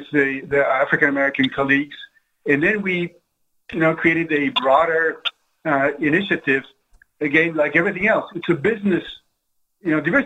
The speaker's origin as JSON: {"language": "English", "country": "France", "tie": "born or raised there", "moved": "yes", "lives_now": "United States", "said": "I didn't grow up in this country. I grew up in France."}